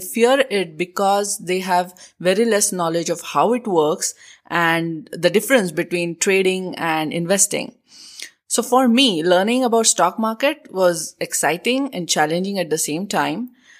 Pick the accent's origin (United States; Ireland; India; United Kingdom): India; moved away; I'm from India. I was born and brought up there.